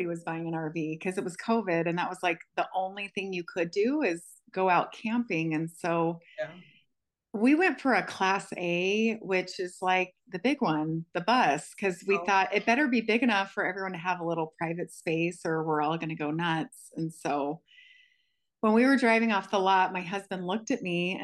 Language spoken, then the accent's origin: English; California, United States; also born or lived in North Carolina; I was born in North Carolina, but grew up mostly in California